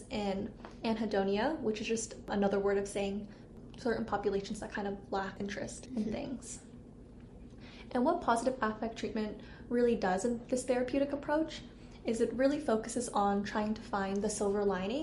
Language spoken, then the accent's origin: English; Southern California, United States; moved away as an adult; also born or lived in Santa Barbara, California; now in Minnesota, United States; I'm originally from Southern California, and I actually just moved to Minnesota this past summer